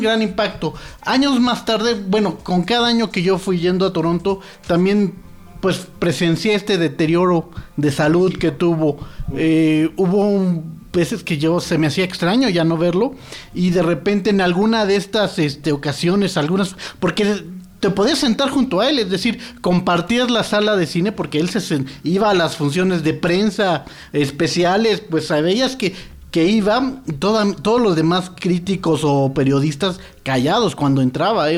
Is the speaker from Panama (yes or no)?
no; Mexico; yo vengo de México